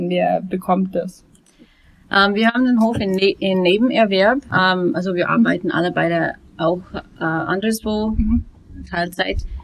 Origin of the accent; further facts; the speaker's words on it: United States; German is a second language; now in Germany; Ähm, also ich bin ursprünglich aus den USA, ähm, bin seit fünf Jahren hier mit meiner Familie